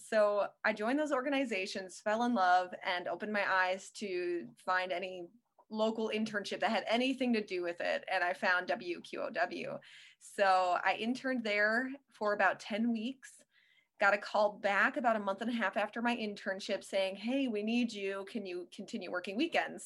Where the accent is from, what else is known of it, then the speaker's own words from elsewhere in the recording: Western Wisconsin, United States; also born or lived in Connecticut; I grew up in Western Wisconsin, so I know the area